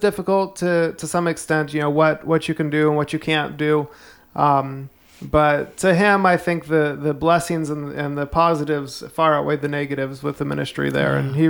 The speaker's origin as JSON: {"language": "English", "town": "Fairbanks", "region": "Alaska", "country": "United States", "tie": "born or raised there", "also_born_or_lived": "Anchorage, Alaska / Delta Junction, Alaska / Chattanooga, Tennessee", "moved": "as an adult", "lives_now": "Lawrenceburg, United States", "said": "I am not from here. I was born and mostly raised in Alaska."}